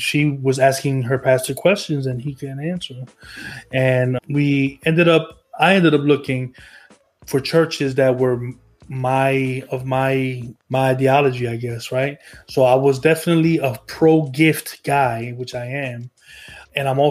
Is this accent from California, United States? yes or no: no; New Jersey, United States; moved away; I'm from New Jersey